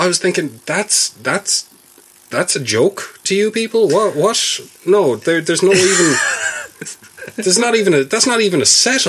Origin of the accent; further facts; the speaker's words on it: Spain; You know, I can't do that in Spain because I'm from Spain.